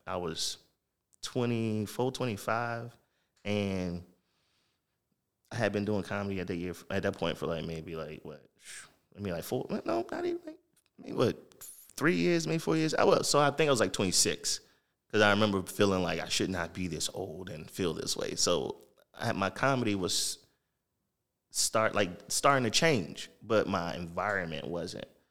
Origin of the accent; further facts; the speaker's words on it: Jacksonville, Florida, United States; moved away as an adult; also born or lived in Norfolk, Virginia / Virginia Beach / Baltimore; I'm originally from Jacksonville, Florida, Duval County, born and raised